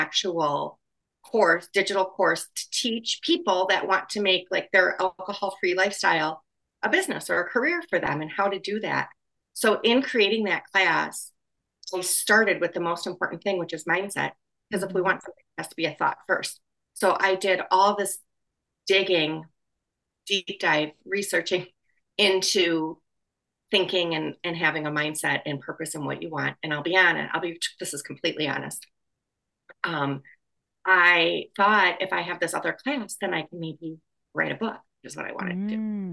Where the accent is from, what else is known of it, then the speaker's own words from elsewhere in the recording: Wisconsin, United States; now in Chicago, United States; I am from Wisconsin and I graduated college in Wisconsin